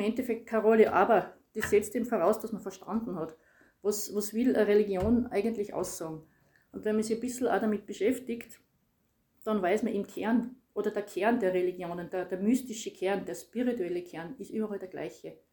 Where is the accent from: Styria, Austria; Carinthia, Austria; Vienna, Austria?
Styria, Austria; bin aus der Steiermark